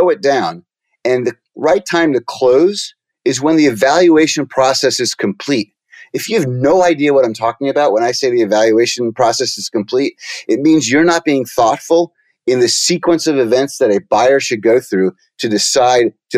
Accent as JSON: {"language": "English", "town": "New York City", "region": "New York", "country": "United States", "tie": "born or raised there", "said": "I was born in Brooklyn, New York"}